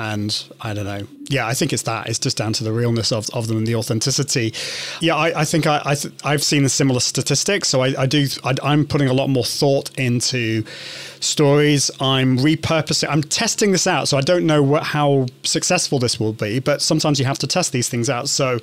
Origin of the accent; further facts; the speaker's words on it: United Kingdom; accent: British; I'm from the UK. Can you understand my British accent?